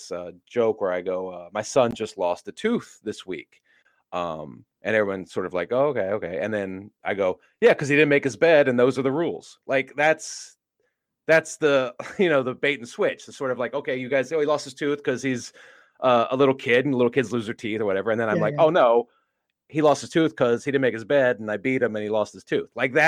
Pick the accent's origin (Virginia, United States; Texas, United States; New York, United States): Virginia, United States; moved away as an adult; now in Los Angeles, United States; I grew up on the East Coast in Virginia